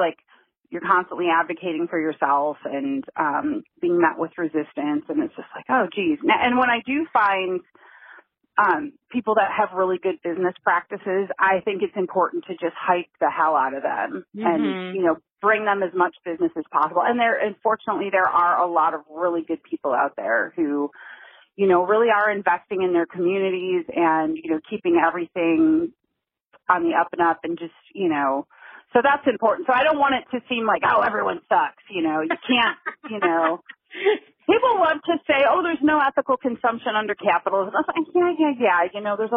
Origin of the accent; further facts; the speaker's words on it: Detroit, Michigan, United States; now in Oakland, United States; I was born and raised in Detroit, and I currently live in Oakland, California